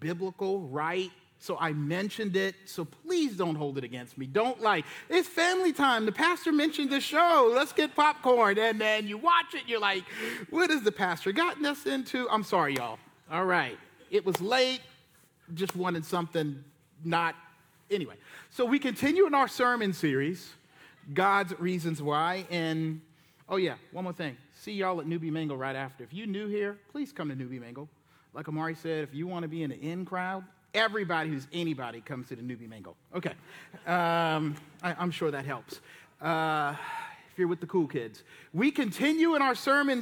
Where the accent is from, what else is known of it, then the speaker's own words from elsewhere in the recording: Charleston, South Carolina, United States; moved away; I'm preaching down in Charleston, my hometown